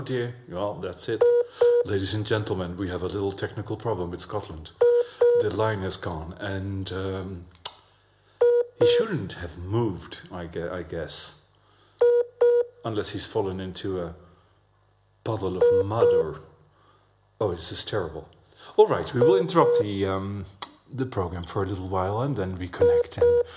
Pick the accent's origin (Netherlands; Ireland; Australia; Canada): Netherlands; accent: Dutch; English is a second language; moved away as an adult; also born or lived in France / Berlin; actually even managed to get rid of my Dutch accent